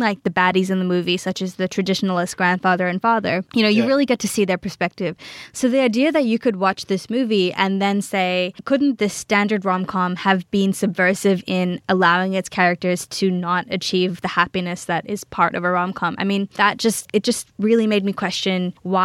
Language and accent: English; Australia; I grew up in Australia. I'm Australian born and bred